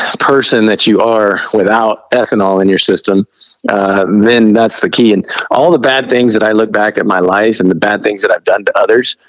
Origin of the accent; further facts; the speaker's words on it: Midwest, United States; I grew up really poor in the Midwest